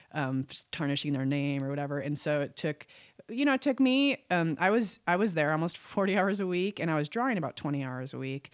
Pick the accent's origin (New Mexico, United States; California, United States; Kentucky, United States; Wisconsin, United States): Wisconsin, United States; moved away; also born or lived in Oshkosh, Wisconsin; moved back to my home state, which is Wisconsin